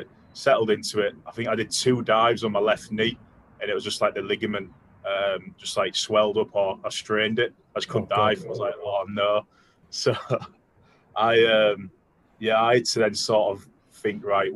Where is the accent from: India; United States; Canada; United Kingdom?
United Kingdom; York, Yorkshire and the Humber; I'm from York.